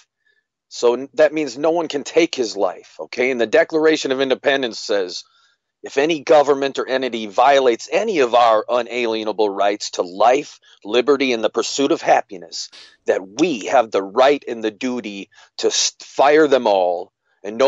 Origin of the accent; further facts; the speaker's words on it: United States; I was born in America